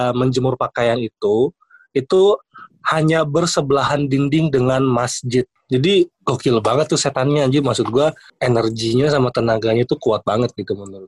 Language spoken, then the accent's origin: Indonesian; East Kalimantan, Indonesia; gua kan dari Kaltim ya, gedenya di sono